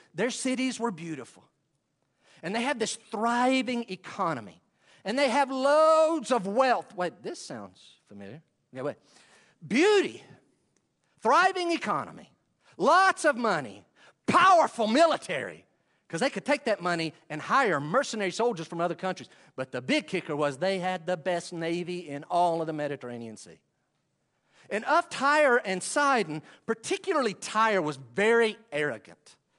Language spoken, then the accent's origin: English; Western North Carolina, United States; accent: Western North Carolina; my accent, my Western North Carolina accent